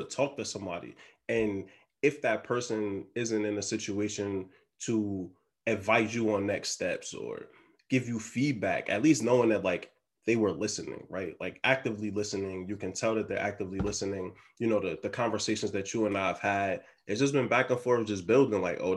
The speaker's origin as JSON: {"language": "English", "town": "Philadelphia", "region": "Pennsylvania", "country": "United States", "tie": "born or raised there", "also_born_or_lived": "South Orange, New Jersey / Texas / Florida", "moved": "yes", "said": "I grew up in Philly"}